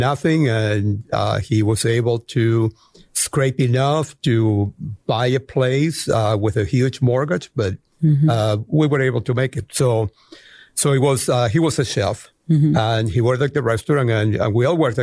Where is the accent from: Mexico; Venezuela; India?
Venezuela; Caracas, Capital District; English is a second language; moved away as an adult; also born or lived in Montreal, Canada / England; now in United States; I am originally from Caracas, Venezuela